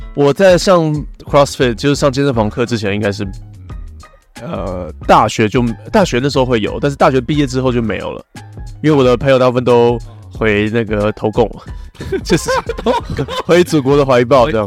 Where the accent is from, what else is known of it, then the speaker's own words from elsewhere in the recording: Taiwan; 我们台湾人